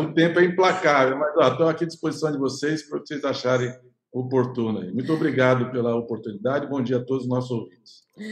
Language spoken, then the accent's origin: Portuguese; Santos, São Paulo, Brazil; nós dois nascemos em Santos